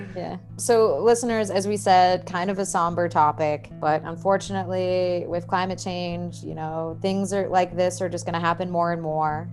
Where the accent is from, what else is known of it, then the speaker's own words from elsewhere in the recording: Boston, Massachusetts, United States; also born or lived in Santiago, Chile; growing up in Boston was blizzards